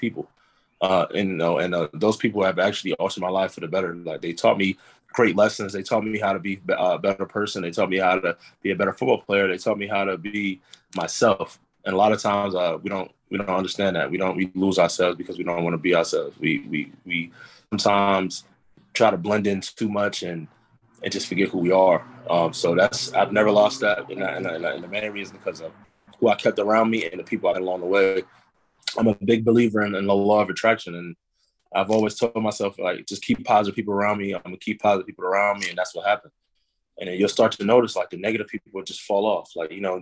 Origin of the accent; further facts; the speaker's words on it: Uniondale, New York, United States; I'm from Uniondale, New York.